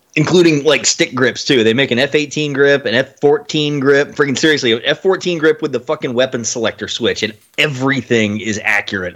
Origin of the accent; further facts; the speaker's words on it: Austin, Texas, United States; the neighborhood where I was growing up in Austin